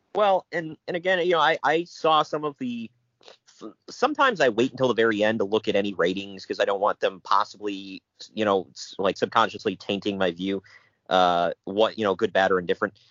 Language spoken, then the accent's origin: English; Ohio, United States; I'm from Ohio